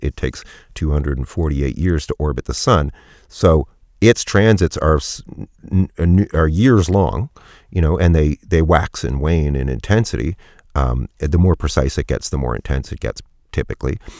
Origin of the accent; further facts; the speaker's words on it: Canada; I'm Canadian and our society is, is a little different